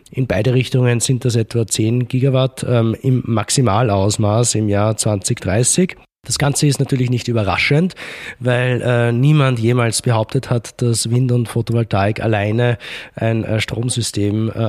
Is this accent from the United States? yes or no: no; Ebensee, Upper Austria, Austria; Dort, wo ich herkomme, in Ebensee, hat sich die Energie AG jetzt gerade dazu entschlossen, ein, ich glaube, 170 MW oder waren es 270 MW Pumpspeicher Kraftwerk zu bauen.